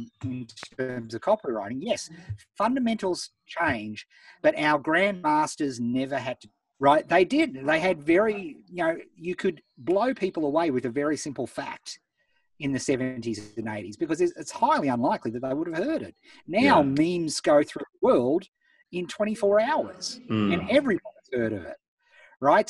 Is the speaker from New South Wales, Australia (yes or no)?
no; Beechworth, Victoria, Australia; I grew up in Beechworth, town of 3,000 people